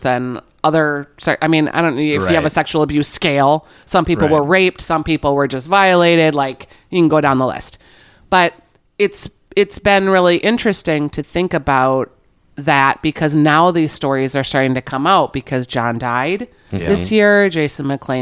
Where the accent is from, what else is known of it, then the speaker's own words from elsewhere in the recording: Bloomington, Minnesota, United States; I grew up in Bloomington